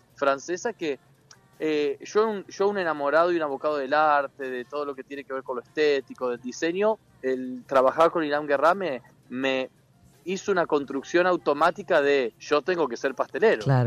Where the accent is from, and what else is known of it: Entre Ríos, Argentina; born or raised there; moved away